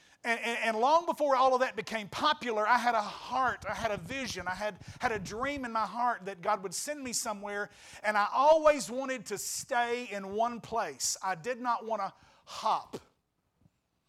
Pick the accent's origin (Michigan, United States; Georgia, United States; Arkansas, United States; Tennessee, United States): Arkansas, United States; West Memphis / Marion area; moved away; I came back to my hometown